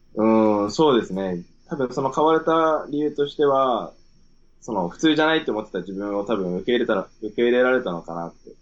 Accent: Sendai, Miyagi, Japan; moved away; also born or lived in Sydney, Australia; 出身仙台です

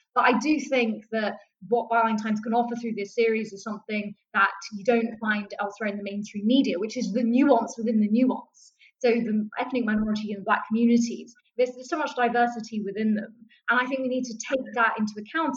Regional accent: London, United Kingdom; in the high street in southeast London when we lived

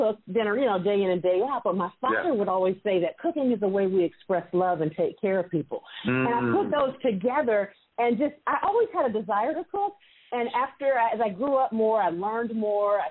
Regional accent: Sacramento, California, United States; I'm from California, born and raised. My family's from Alabama

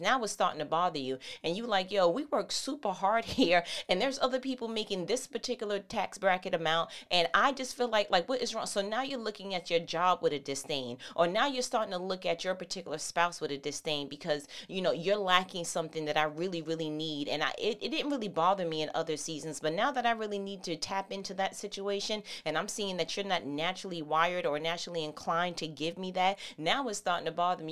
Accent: New York City, New York, United States; that's where I'm from

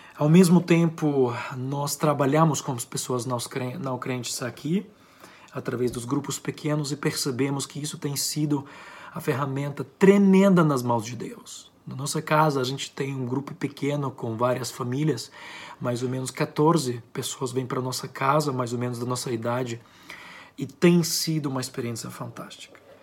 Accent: Ukraine; accent: Ukrainian; eu sou ucraniano, tenho um sotaque ucraniano.

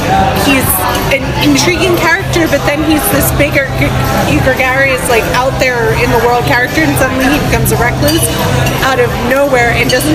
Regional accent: Philadelphia area, New Jersey, United States; moved away as an adult; now in London, United Kingdom; I'm from Exit 2 on the Turnpike, like Philly area

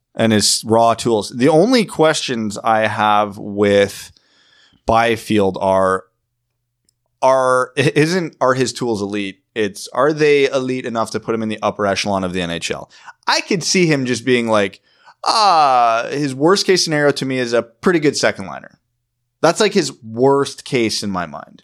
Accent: Ontario, Canada; I'm from Ontario

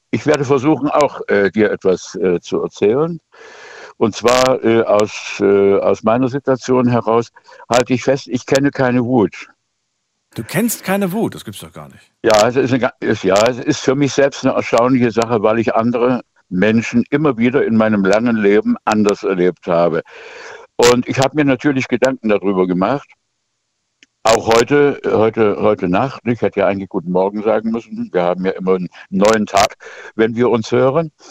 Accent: Dresden, Saxony, Germany; Ich bin Dresdner eigentlich

